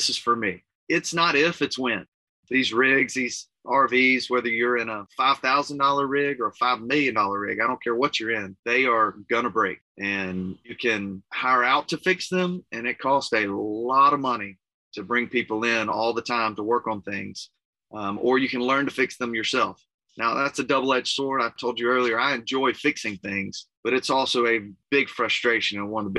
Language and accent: English; Clinton, Mississippi, United States; moved away as an adult; also born or lived in Raymond, Mississippi; So Susanna and I are both originally from the Jackson area. I grew up in Clinton and Raymond